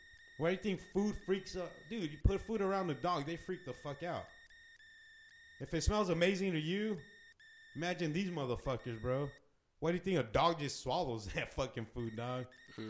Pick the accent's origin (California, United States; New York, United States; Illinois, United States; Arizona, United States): Arizona, United States; we're from Arizona